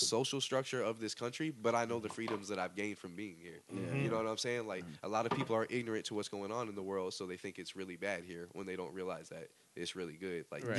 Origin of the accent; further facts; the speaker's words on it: United States; They don't care if you black or white, and if they're black or white, they don't like us because we're American.